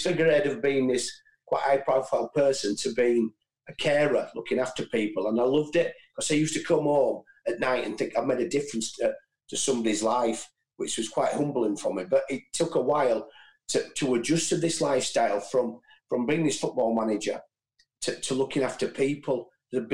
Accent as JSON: {"language": "English", "town": "Bradford", "region": "Yorkshire and the Humber", "country": "United Kingdom", "said": "I'm from Butshaw Estate in Bradford"}